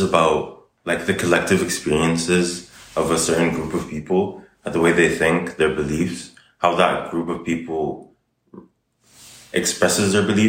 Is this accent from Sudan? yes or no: yes; Sudan; also born or lived in Oman; So I'm from Sudan, which has actually a very similar culture to Oman. Like between living in Oman and going back to Sudan and like visiting my family